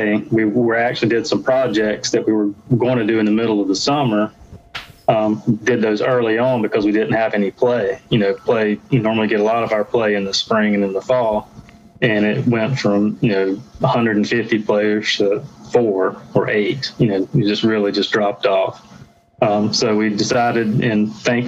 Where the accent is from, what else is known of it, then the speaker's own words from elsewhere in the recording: Garner, North Carolina, United States; now in Fuquay-Varina, United States; I grew up in Garner, which is just outside of Raleigh.